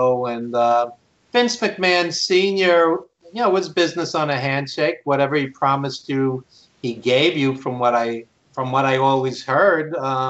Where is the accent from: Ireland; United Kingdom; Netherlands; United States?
United States; New York; I grew up in New York